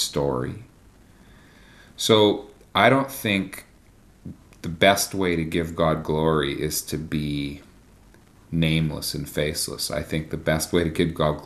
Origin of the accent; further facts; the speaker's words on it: Canada; me as a Canadian